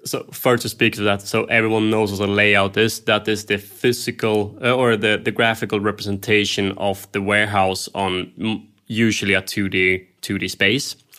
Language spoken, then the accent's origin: English; Sweden; I'm, I'm from Scandinavia